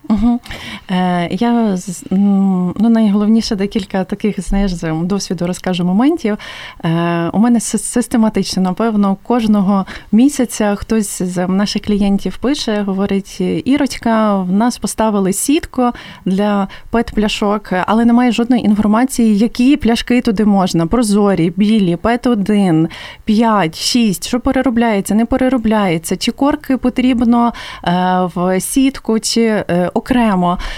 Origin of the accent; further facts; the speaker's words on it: Lviv, Lviv Oblast, Ukraine; Я сама зі Львова